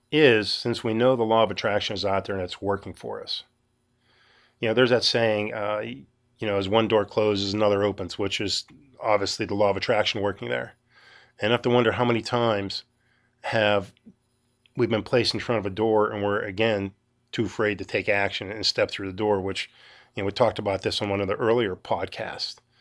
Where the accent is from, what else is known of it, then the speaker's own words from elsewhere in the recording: Western Pennsylvania, United States; I'm from Western Pennsylvania